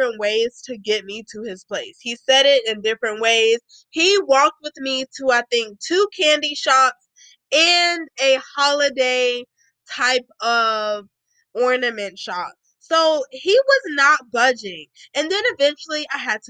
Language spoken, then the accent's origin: English; United States; I'm literally American